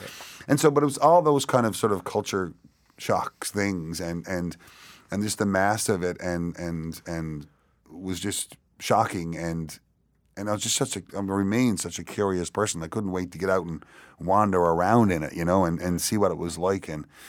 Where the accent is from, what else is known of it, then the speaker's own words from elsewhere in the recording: Canada; It was that I'm Canadian, right?